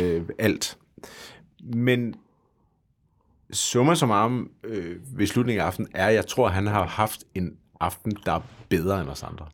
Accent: Denmark; vi gør som danskere

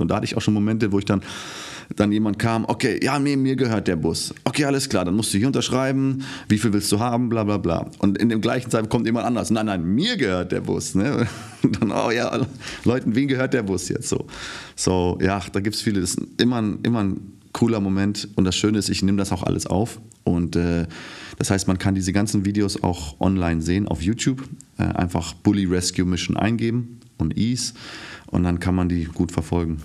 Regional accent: Namibia; first language German; also born or lived in Windhoek; now in Germany; In Namibia aufgewachsen, geboren, fünfte Generation, ich bin Deutsch.

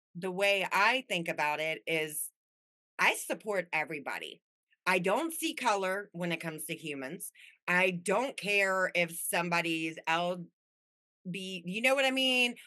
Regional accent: Las Vegas, Nevada, United States; moved away; also born or lived in Anaheim / Midwest; I grew up in Vegas, and then my family was from back here, so it kind of moved back

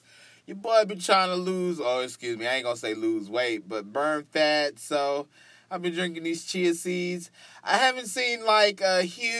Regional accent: Texas, United States; You know, I'm from Texas. You know, because I think people from Texas talk just like this. So I guess sometimes I just got to go back to my Texas roots sometimes.

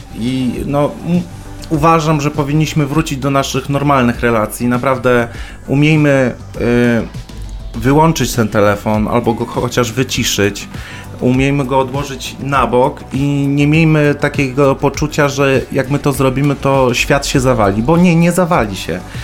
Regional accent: Poland; w Polsce, gdzie no, w moim rodzinnym kraju

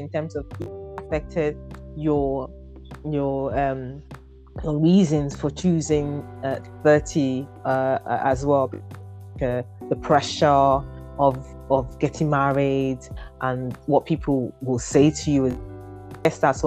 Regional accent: Nigeria; I'm Nigerian

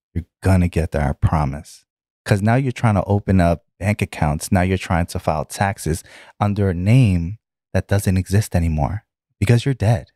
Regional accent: New York City, New York, United States; also born or lived in Bronx, New York; Bronx, New York. Uh, born in Bronx and then, uh, moved to Brooklyn. And then that's where I spend the majority

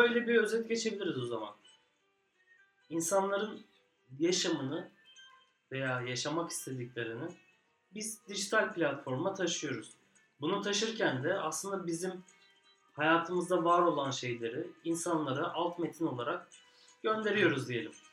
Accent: Adana, Turkey; Bir Adanalı olarak

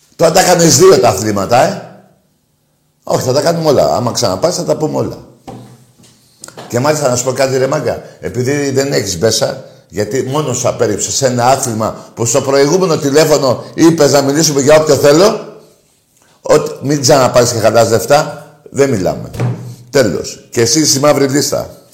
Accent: Greece; είμαι Έλληνας

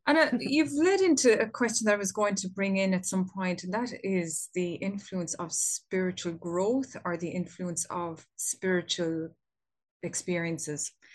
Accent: Ireland; here in my home country of Ireland

